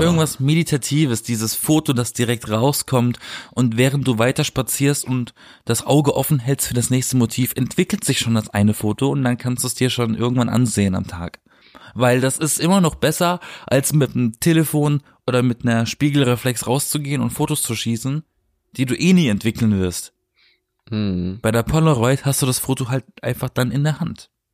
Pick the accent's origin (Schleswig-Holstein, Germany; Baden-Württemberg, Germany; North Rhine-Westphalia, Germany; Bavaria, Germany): Baden-Württemberg, Germany; Black Forest; Ich komme aus dem Schwarzwald